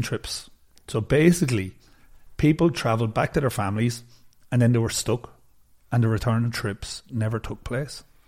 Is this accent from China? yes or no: yes; China; my hometown is, it's pretty close to Hubei where Wuhan is